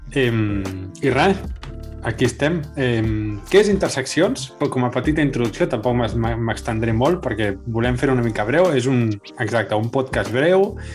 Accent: Catalonia, Spain; now in Copenhagen, Denmark; som els únics catalans que hi ha allí

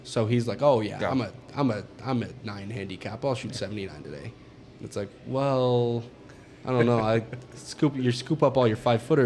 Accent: Montana, United States; I'm from Montana

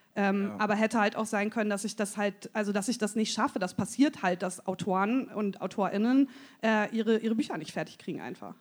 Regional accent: Münsterland, North Rhine-Westphalia, Germany; ich komm aus, dem, komm aus dem Münsterland

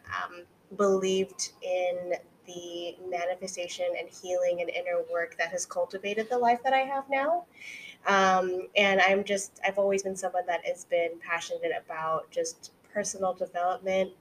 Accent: California, United States; moved away as an adult; now in New York City, United States; I am a California girl through and through

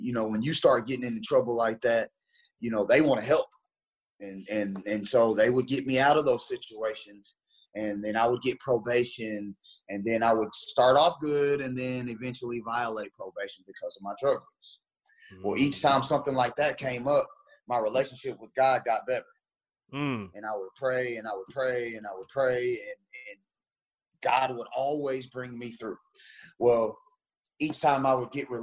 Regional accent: Memphis, Tennessee, United States; moved away; also born or lived in Texas / Indiana; I'm from Memphis, Tennessee, and then a small town in the colony

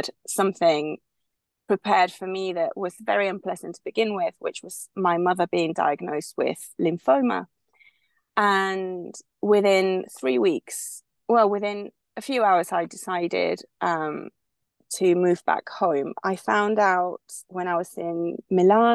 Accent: Spain; moved away as an adult; also born or lived in United Kingdom; I'm originally from Spain. I was born and raised here until I was in my 20s when I moved to the UK

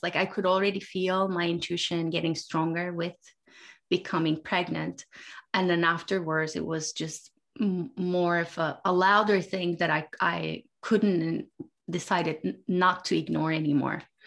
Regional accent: Turkey; I grew up in Turkey

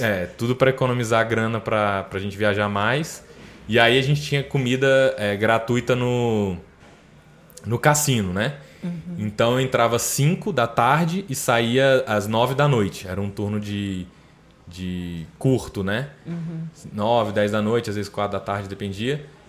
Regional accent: Brasília, Federal District, Brazil; also born or lived in Aracaju, Sergipe; nasci em Aracaju, Sergipe. Na época lá meus pais estavam meu pai estava trabalhando para Petrobras lá em Aracaju e aí a gente a família foi para lá, eu nasci lá, mas com um ano a gente veio para Brasília. E aí eu moro em Brasília desde então

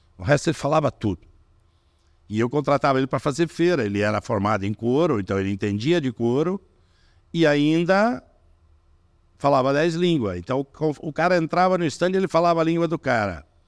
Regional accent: Brazil; Eu sou brasileiro, de origem alemã, eu tô chegando do Brasil

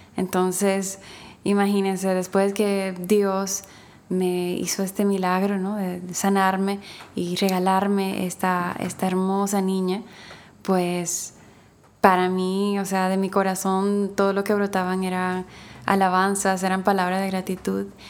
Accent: Dominican Republic; aquí en mi país, República Dominicana

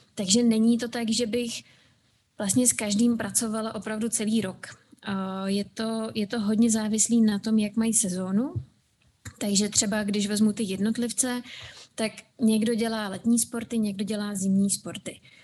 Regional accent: Czechia; also born or lived in United States / Scotland; u nás v Čechách

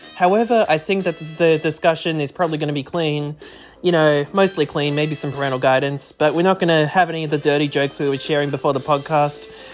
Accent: Australia; accent: thick Aussie; my thick Aussie accent

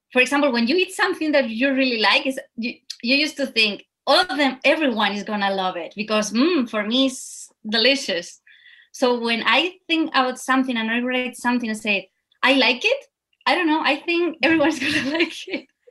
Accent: Spain; English is a second language; moved away as an adult; now in New York, United States; I'm from Spain, and these roots that we have of flamenco and Spanish dance are really special

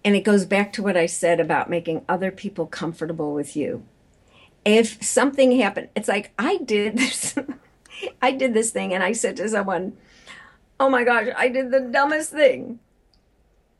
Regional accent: Chicago, Illinois, United States; I am from Chicago, my deep dish pizza eating community

